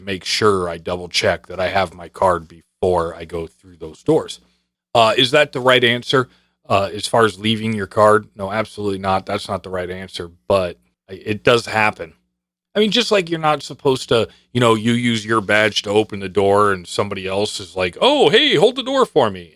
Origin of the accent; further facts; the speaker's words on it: New York, United States; I was born in eighty. I don't have a birth certificate. In New York, they didn't issue birth certificates